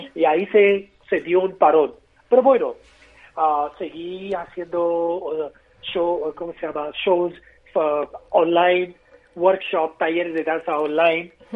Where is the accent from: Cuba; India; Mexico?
India; Mumbai, Maharashtra; Spanish is a second language; now in Madrid, Spain; Y somos de Bombay